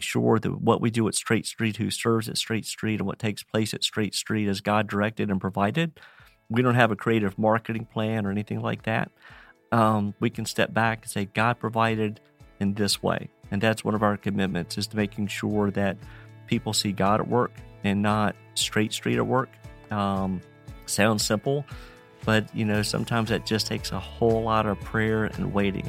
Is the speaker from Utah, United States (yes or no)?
no; Roanoke, Virginia, United States; Farmer, born and raised in Roanoke, Virginia, I've been here fifty-six years